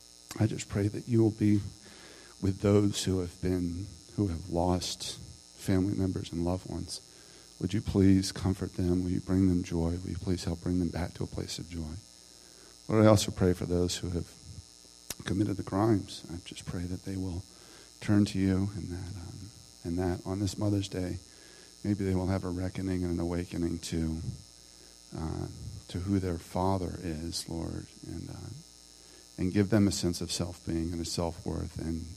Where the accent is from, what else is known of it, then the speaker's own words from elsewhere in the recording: Maryland, United States; moved away; since I've moved back to Maryland. You know, I grew up in Maryland, and Baltimore was a much different city then.